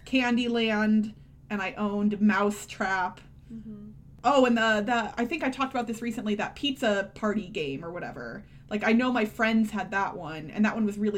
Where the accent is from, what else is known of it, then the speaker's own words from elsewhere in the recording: Missouri, United States; moved away as an adult; now in Nevada, United States; I grew up in Missouri, where it is pop, but I now live in Nevada, which is soda.